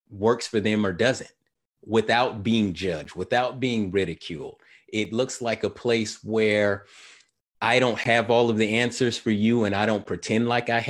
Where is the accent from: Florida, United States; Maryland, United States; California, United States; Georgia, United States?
California, United States; Sacramento; my time growing up in Sacramento was in the 1980s